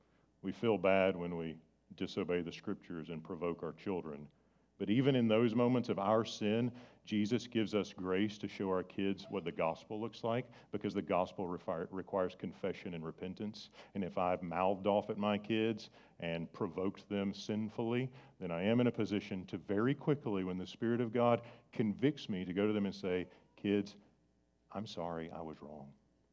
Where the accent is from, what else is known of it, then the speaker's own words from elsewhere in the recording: Ireland; I'm Irish. I used to have red hair. We have a temper.